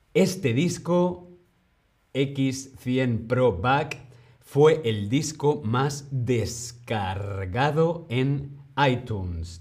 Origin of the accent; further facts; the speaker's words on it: Madrid, Community of Madrid, Spain; yo soy de Madrid, pero tengo raíces de Segovia.